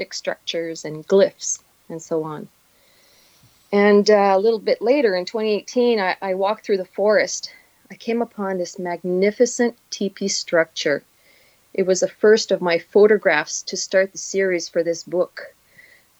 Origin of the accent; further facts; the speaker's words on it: Northern Ontario, Canada; now in Quebec, Canada; I come from Northern Ontario. I spent my entire life in the bush